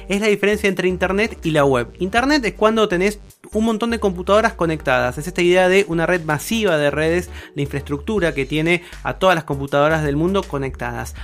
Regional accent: Campana, Buenos Aires Province, Argentina; yo soy de Campana, de la ciudad de, de la provincia de Buenos Aires, la ciudad de Campana

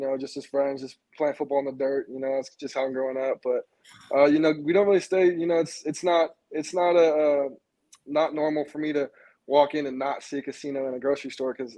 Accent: Las Vegas, Nevada, United States; also born or lived in San Diego; I'm born and raised here

